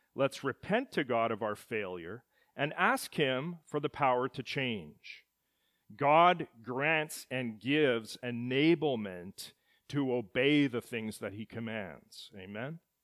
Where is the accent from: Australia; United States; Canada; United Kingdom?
Canada; Edmonton, Alberta; At the moment of my birth in the city of Edmonton in February of nineteen seventy, I became a citizen of Canada